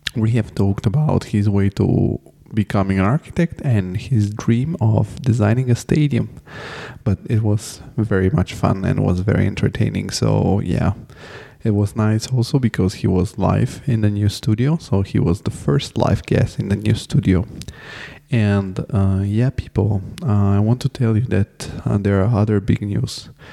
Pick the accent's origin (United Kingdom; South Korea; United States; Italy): Italy; Rome, Lazio; English is a second language; now in Frankfurt, Germany; I'm from Rome